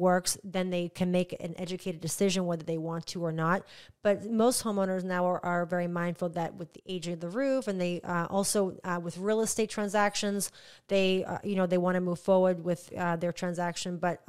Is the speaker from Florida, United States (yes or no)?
yes; Indian Harbor Beach, Florida, United States; I'm originally from Indian Harbor Beach, and I wasn't an HOA.